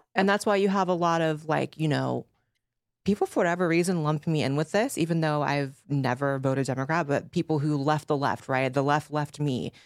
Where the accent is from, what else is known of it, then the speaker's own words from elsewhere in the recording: California, United States; I grew up in California, I grew up with lefties